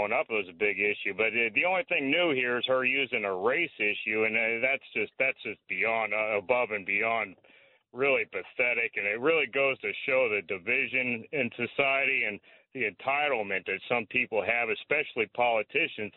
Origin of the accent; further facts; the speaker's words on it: Shreveport, Louisiana, United States; now in Asbury Park, United States; I'm from Shreveport, Louisiana, born and raised